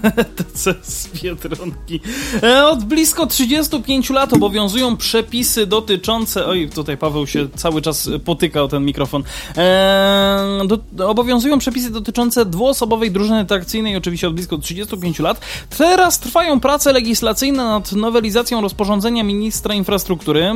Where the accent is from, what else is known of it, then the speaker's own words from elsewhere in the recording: Kraków, Lesser Poland, Poland; u nas w Krakowie